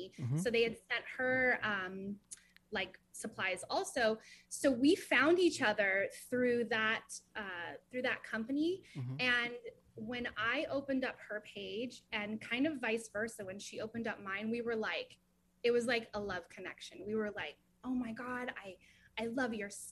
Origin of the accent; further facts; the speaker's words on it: Ventura County, California, United States; moved away as an adult; now in North Hollywood, United States; I grew up actually in Ventura County